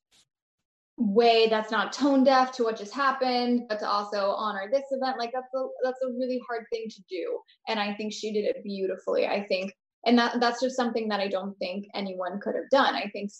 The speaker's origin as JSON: {"language": "English", "region": "Florida", "country": "United States", "said": "I'm from Florida"}